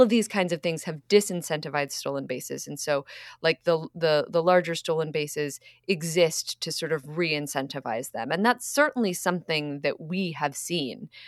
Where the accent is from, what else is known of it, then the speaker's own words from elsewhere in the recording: Philadelphia, Pennsylvania, United States; moved away; also born or lived in Boston; I was born in Philadelphia